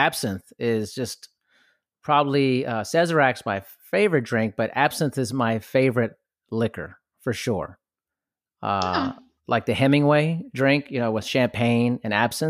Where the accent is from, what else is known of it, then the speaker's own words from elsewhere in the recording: Germany; I grew up partially in Germany, so I'm kind of used to that in a sense.